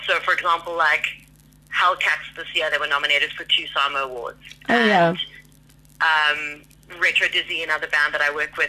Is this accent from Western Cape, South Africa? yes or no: yes; Cape Town, Western Cape, South Africa; moved away as an adult; now in Johannesburg, South Africa; I was born in Cape Town. I'm obsessed with Cape Town. I love it. It'll always be my home.